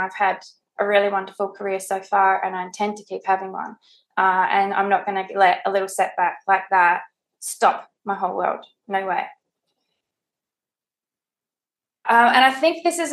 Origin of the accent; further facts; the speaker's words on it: Adelaide, South Australia, Australia; moved away; I'm from Adelaide originally